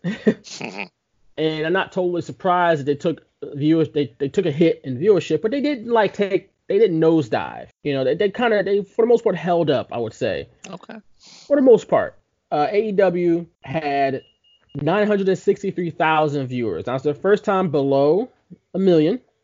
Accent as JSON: {"language": "English", "town": "Philadelphia", "region": "Pennsylvania", "country": "United States", "said": "we're from Philly"}